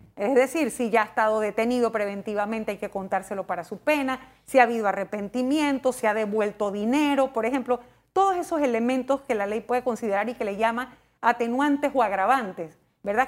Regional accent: Panama

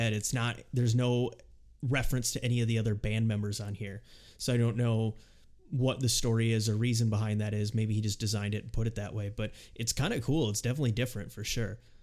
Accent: Rochester, United States; growing up in Rochester

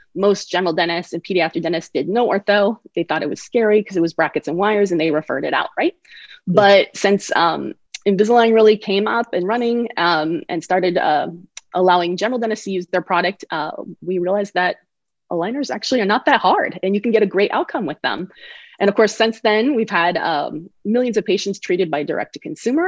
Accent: Bay Area, California, United States; also born or lived in Connecticut; which was actually my hometown school because I'm from the Bay Area.

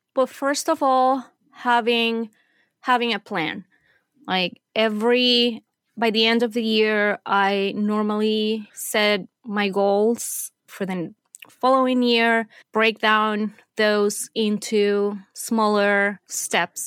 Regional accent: Venezuela; moved away as an adult; also born or lived in Middle East; I was born and raised in Venezuela. I lived there until I was done with college.

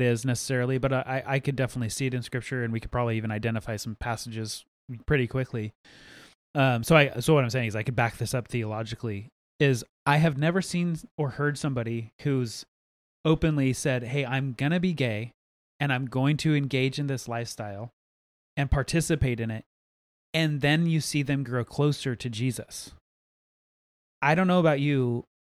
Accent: United States; And I get it from a constitutional standpoint, and I'm an American, so therefore I do have rights.

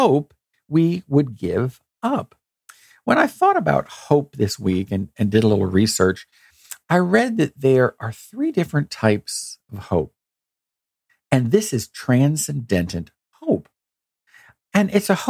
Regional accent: United States; we've faced a lot of challenges as an American people

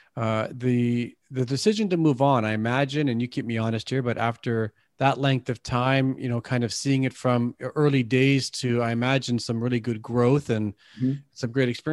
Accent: Canada; I'm from Canada

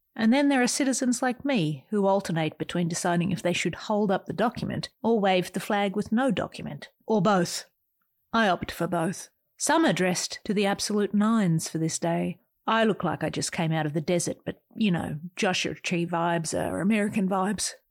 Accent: Australia; moved away as an adult; also born or lived in San Jose, United States; now in United States; an Australian who's been living in America for twenty years

